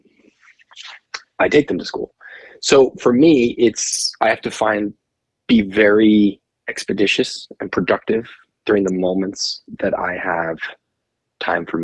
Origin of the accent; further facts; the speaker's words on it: New Jersey, United States; moved away as an adult; also born or lived in Morristown, New Jersey / Manhattan, New York; now in West Coast, United States; Growing up in New Jersey, I went to NYU film school.